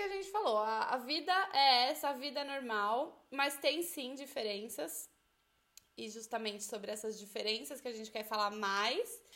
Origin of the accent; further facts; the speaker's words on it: Brazil; moved away; Eu, quando eu saí do Brasil